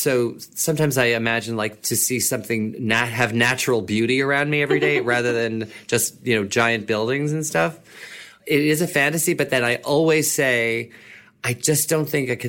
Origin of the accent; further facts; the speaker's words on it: New York, United States; I'm also from New York. So it's like I've been here all my life and most of my professional career, almost all of it.